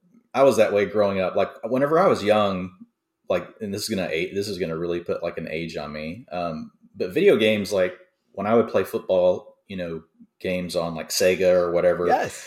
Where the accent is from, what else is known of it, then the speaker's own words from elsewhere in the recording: Dallas, Texas, United States; So I'm from Dallas, and the Cowboys were terrible when I first started watching football